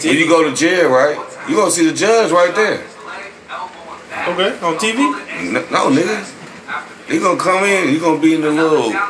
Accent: Dallas, Texas, United States; I'm from Dallas.

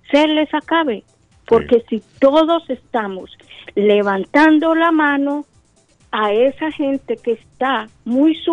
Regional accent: Colombia; Pero somos colombianos, a los colombianos nos deben de ayudar para solucionar nuestros problemas que tengamos en el exterior

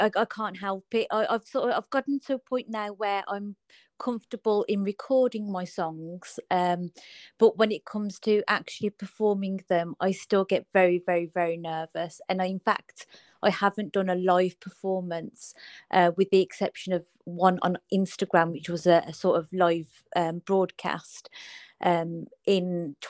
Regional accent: Birmingham, West Midlands, United Kingdom; I'm from Birmingham in the UK.

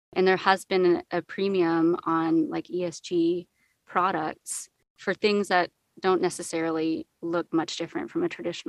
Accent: California, United States; moved away as an adult; also born or lived in Australia; I was born and raised in the U.S. I moved around quite a lot, but I would say California is my home. So when I was 20, I moved to Australia and I did my undergrad there.

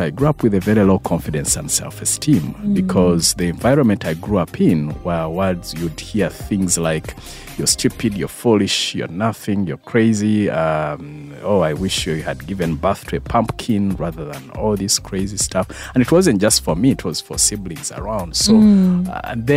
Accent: near Mbarara, Western Region, Uganda; I was born in a place called Roti. It's 3 kilometers Mbarakabale Road

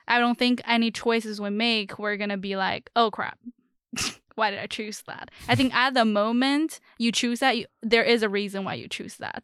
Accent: China; moved away; I'm from China.

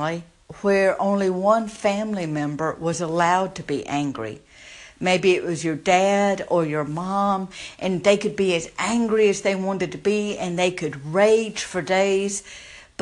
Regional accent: the South, United States; if you can't tell by my accent, I grew up in the South

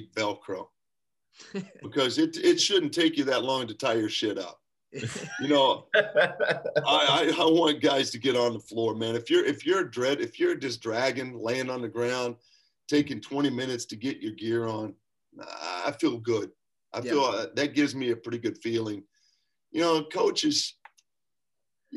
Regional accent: Lexington, Kentucky, United States; moved away; I'm from Kentucky. You know, I'm born and raised in Lexington.

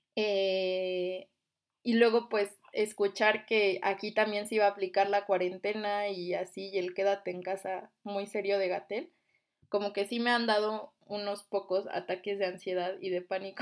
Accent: Mexico; somos mexicanos

